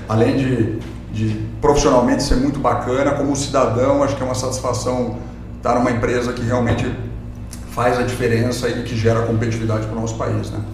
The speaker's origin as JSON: {"language": "Portuguese", "town": "Curitiba", "region": "Paraná", "country": "Brazil", "tie": "born or raised there", "said": "Eu, sou de Curitiba, né? nasci em Curitiba"}